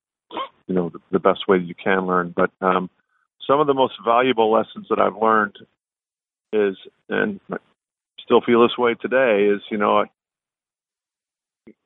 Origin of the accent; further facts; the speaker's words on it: Midwest, United States; I'm from the Midwest